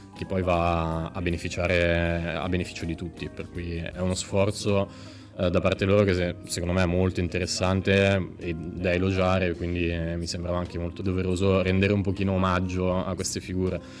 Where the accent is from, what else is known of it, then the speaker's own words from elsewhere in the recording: Brianza, Lombardy, Italy; parlo da Brianzolo